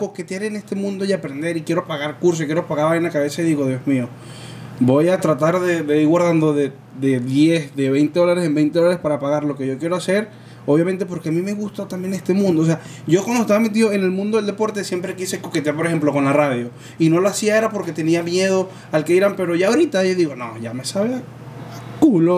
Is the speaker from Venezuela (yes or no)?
yes; Venezuela; moved away; ya yo no vivo en Venezuela